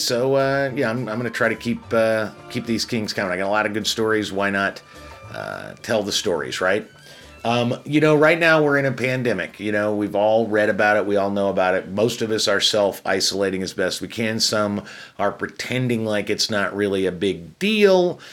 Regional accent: Chicago, Illinois, United States; I'm from Chicago as well

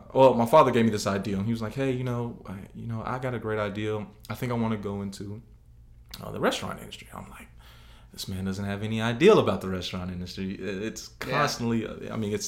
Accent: Jackson, Tennessee, United States; I grew up in Jackson, Tennessee.

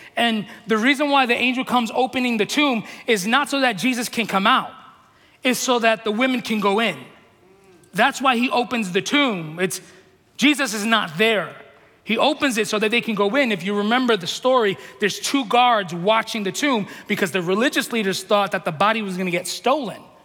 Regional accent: New York City, New York, United States; moved away; I'm from New York City

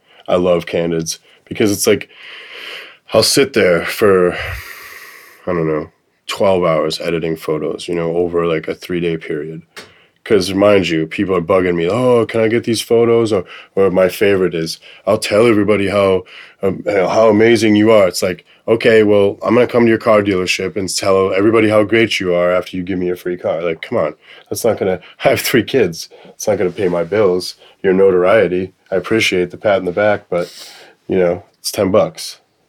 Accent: Boston, Massachusetts, United States; born there; So I was born in Boston.

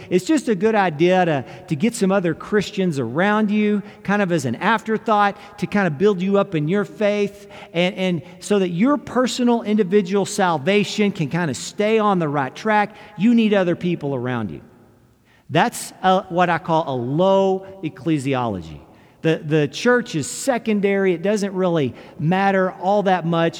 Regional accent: United States; as an American

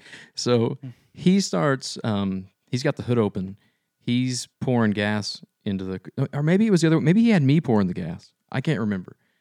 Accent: Shawnee, United States; growing up in Shawnee, we kinda lived outside of town

